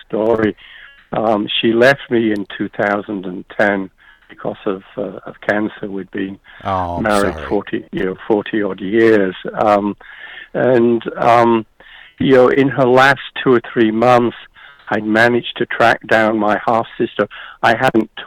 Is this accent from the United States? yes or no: no; United Kingdom; also born or lived in Yorkshire; I'm British, age 21